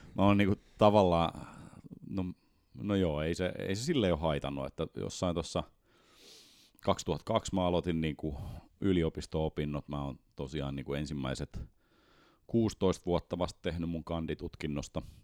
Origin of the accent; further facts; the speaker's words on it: Helsinki, Uusimaa, Finland; moved away as an adult; now in Espoo, Finland; mä oon alun perin Helsingistä ja sitten mä oon pikkuhiljaa espoolaistunut.